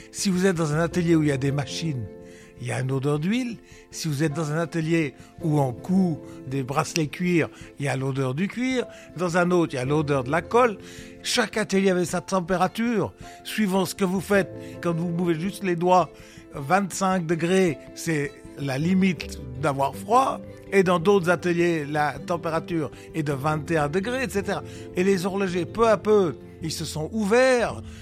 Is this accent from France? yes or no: no; Lausanne, Vaud, Switzerland; J'étais un citadin je venais de Lausanne.